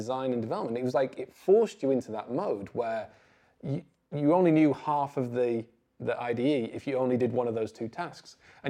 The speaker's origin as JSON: {"language": "English", "region": "North West England", "country": "United Kingdom", "tie": "born or raised there", "said": "I grew up in the Northwest in the 90s, it wasn't like this hotbed of kind of programming talent"}